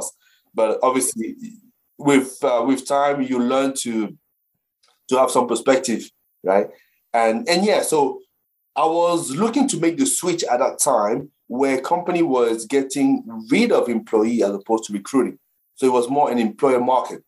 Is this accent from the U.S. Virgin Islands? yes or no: no; Cameroon; now in Brentwood, United Kingdom; I grew up in the African continent, specifically in Cameroon